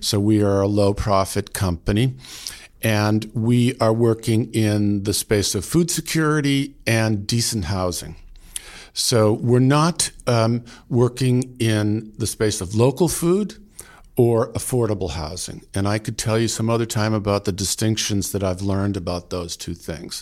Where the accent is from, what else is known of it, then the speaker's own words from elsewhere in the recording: outside Boston, Massachusetts, United States; now in Vermont, United States; I grew up outside Boston, you know, Italian American family